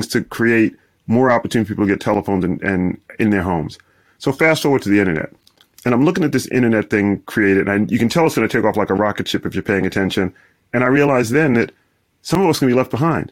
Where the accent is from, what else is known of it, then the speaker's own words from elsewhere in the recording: Brooklyn, New York, United States; moved away as an adult; also born or lived in Midwest / Washington, D.C. / Stanford; So in my hometown of Brooklyn, literally one out of five households in where I grew up didn't have a telephone in the 1980s